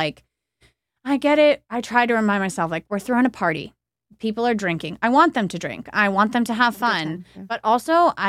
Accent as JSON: {"language": "English", "town": "Los Angeles", "region": "California", "country": "United States", "said": "And then I'm from Los Angeles. So, yeah."}